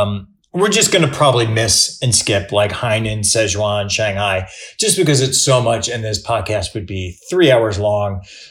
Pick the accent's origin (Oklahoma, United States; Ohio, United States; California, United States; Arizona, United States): Ohio, United States; Cleveland; moved away; I grew up in Cleveland.